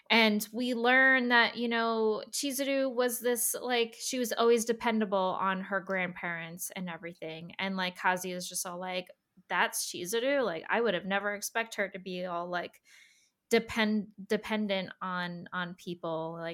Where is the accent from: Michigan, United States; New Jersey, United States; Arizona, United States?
New Jersey, United States; So I'm from New Jersey